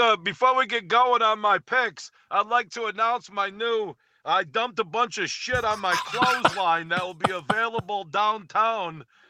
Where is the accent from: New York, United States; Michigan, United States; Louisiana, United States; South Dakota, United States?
Michigan, United States; I grew up here. It's not like I grew up in Texas and moved here.